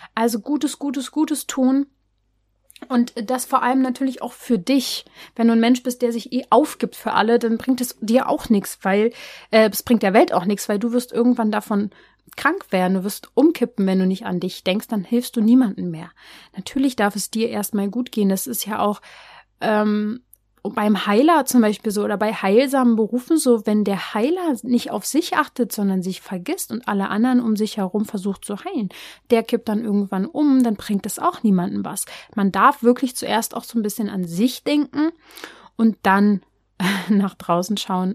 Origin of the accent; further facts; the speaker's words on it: Berlin, Germany; ich bin ja aus Berlin